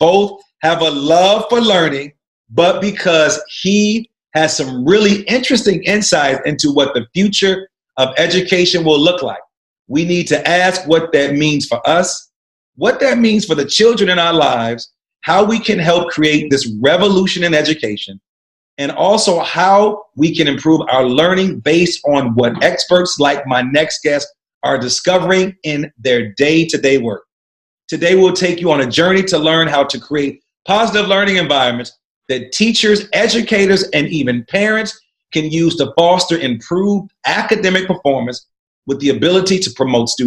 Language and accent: English; Chicago, Illinois, United States; I grew up on the South Side